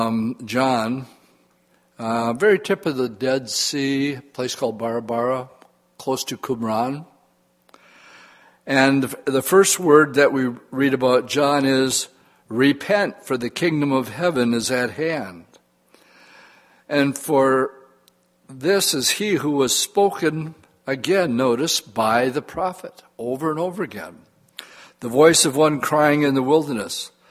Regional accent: Oshkosh, Wisconsin, United States; born or raised there; moved away

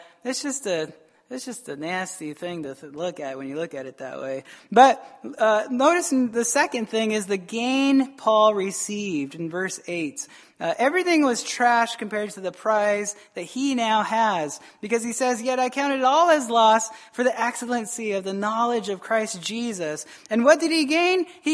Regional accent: United States; we're American

